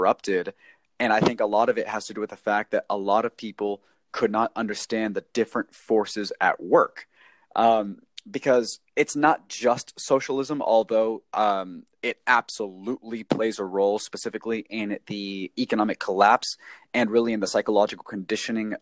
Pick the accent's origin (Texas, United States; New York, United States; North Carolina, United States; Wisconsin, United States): Texas, United States; I grew up here in the United States, in Texas to be exact